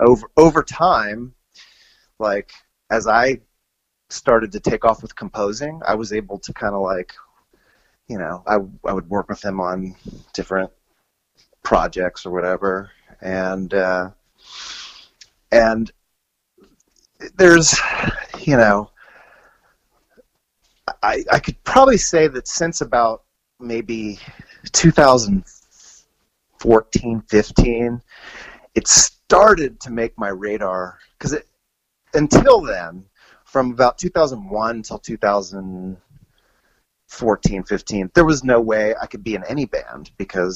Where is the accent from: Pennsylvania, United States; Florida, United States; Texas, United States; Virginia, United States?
Virginia, United States; Annandale; moved away as an adult; also born or lived in Springfield, Virginia / Fort Myer, Virginia / Los Angeles; we moved from Springfield to Annandale, which is a little deeper out. Actually, that first we moved to Fort Myer and then to Annandale, and out in Fairfax County, and I joined the band …